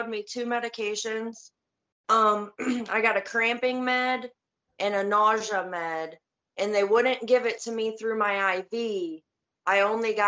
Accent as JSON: {"language": "English", "town": "Tiffin", "region": "Ohio", "country": "United States", "said": "I'm from Tiffin, Ohio"}